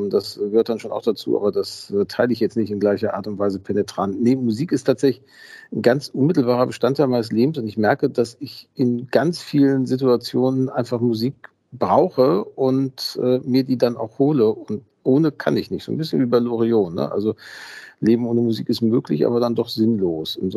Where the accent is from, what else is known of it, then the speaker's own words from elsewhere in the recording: Gelsenkirchen, North Rhine-Westphalia, Germany; Ich bin in Gelsenkirchen-Schalke tatsächlich aufgewachsen, also auch in dem Stadtteil.